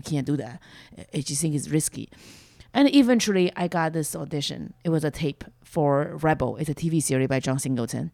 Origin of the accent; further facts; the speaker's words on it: China; accent: Chinese; English is a second language; moved away as an adult; now in United States; I was growing up in China.